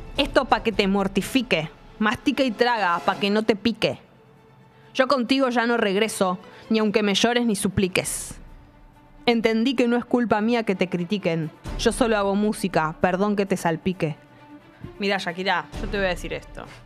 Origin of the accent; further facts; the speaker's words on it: Buenos Aires, Argentina; accent: porteño; no tenemos por, eh, tonada los porteños